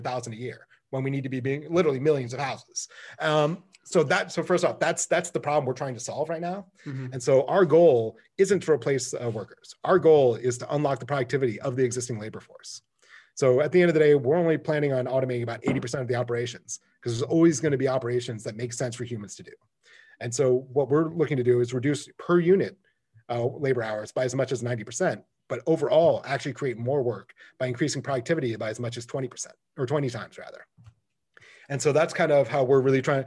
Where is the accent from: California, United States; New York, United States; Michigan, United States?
Michigan, United States; I grew up in Michigan